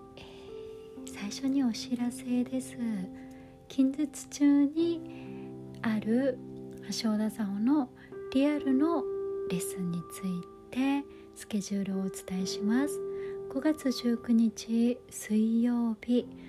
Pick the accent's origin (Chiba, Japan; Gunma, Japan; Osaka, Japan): Chiba, Japan; Kisarazu; 木更津市の清見台幼稚園っていうところに通ってた